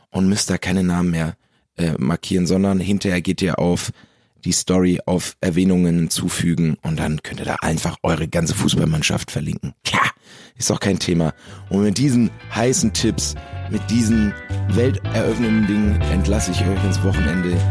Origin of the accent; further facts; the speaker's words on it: Bielefeld, North Rhine-Westphalia, Germany; ich sitze gerade mal wieder in Bielefeld in meiner Heimat, in meinem, in meinem Kinderzimmer und nehme das hier gerade auf für euch.